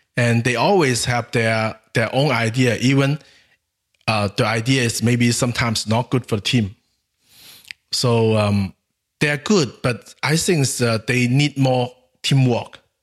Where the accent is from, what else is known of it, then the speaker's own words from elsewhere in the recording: Guangxi, China; English is a second language; My hometown is in Guangxi Province